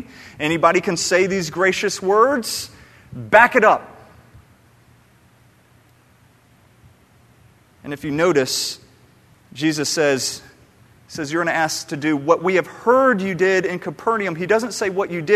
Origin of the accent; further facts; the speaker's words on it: Atlanta, Georgia, United States; moved away; my hometown back in Atlanta